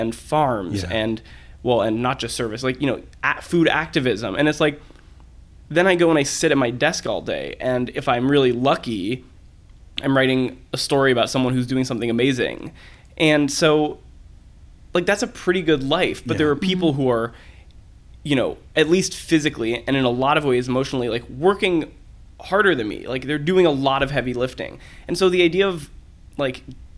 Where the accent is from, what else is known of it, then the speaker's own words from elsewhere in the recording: Berkeley, California, United States; also born or lived in Oakland, California; I'm not from Oakland. I'm from Berkeley